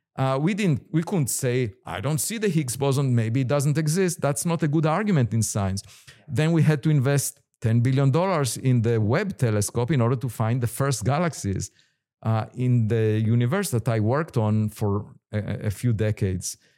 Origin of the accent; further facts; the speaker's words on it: Israel; moved away as an adult; I was born in Israel